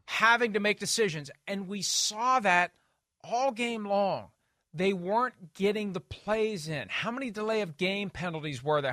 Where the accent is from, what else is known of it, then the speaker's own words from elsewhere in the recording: West Virginia, United States; here in my home state